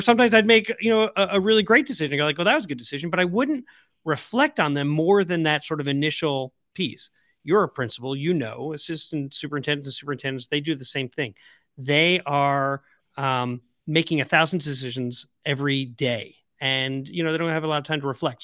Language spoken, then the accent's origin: English; Long Island, the South Shore, New York, United States; I'm from Long Island, the South Shore